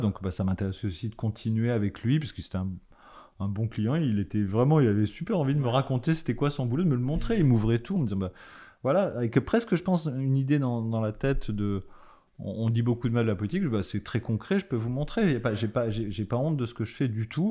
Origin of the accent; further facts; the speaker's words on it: Paris, Île-de-France, France; je venais de Paris